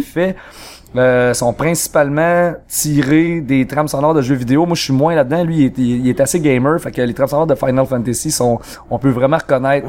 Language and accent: French; Trois-Rivières, Quebec, Canada; on vient de Trois-Rivières et mhm. même plus spécifiquement du Cap de la Madeleine.